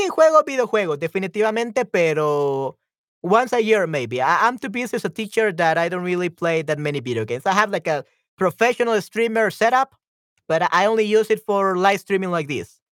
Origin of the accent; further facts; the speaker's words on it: Spain; English is a second language; also born or lived in United States; I had an ex-girlfriend that was also my childhood friend in Spain